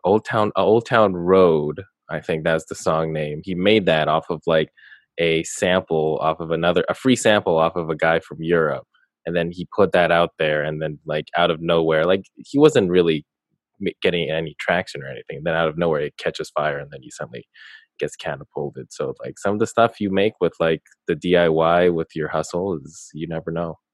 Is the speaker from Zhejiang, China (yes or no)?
no; Beijing, China; I was born in Beijing